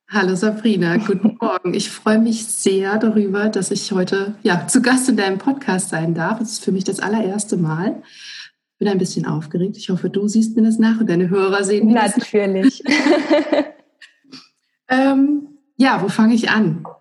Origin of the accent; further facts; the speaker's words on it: Northern Hesse, Germany; wir kommen aus Nordhessen